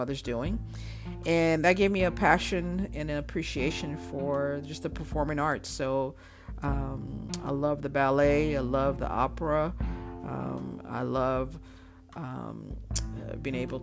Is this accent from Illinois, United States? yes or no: yes; Chicago, Illinois, United States; moved away as an adult; also born or lived in Montreal, Canada / Florida / Nashville, Tennessee / Phoenix, Arizona; now in Los Angeles, United States; I was born right outside of Montreal. Though I was raised in Chicago, so Chicago is home for me. I lived there from the age of 5 till about 20